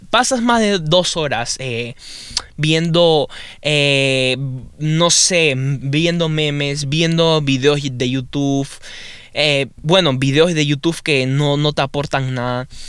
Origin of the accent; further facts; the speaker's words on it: Peru; now in United States; para eso estaba en Perú, en mi país, y buah empecé a estudiar, empecé a estudiar inglés también